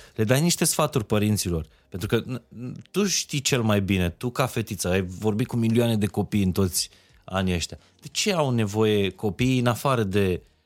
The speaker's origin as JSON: {"language": "Romanian", "region": "Transylvania", "country": "Romania", "said": "eu sunt din Ardeal"}